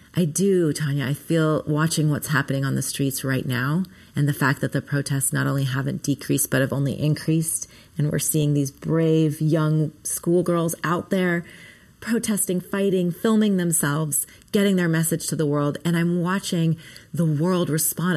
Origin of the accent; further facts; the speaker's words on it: Minnesota, United States; I was born in Minnesota